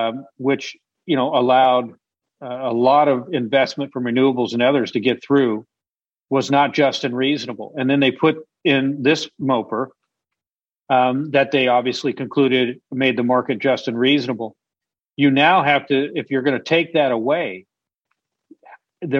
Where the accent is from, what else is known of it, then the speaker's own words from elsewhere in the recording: Illinois, United States; now in Texas, United States; I grew up in Illinois, and I'm a Chicago fan of all sports